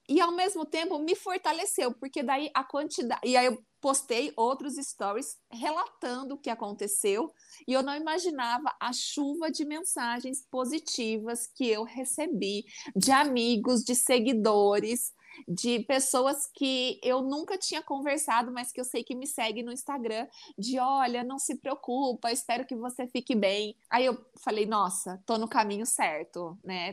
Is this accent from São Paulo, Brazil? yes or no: yes; interior of São Paulo, Brazil; accent: caipira; eu tinha um sotaque caipira muito feio.